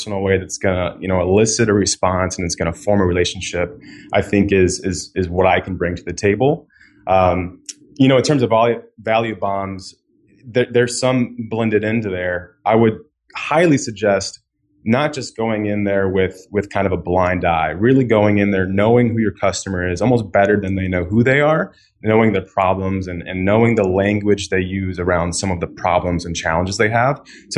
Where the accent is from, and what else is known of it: Florida, United States; now in Chicago, United States